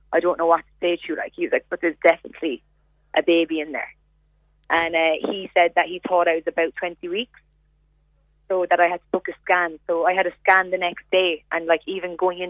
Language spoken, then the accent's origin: English; Glanworth, Munster, Ireland; moved away; We're from Glanworth.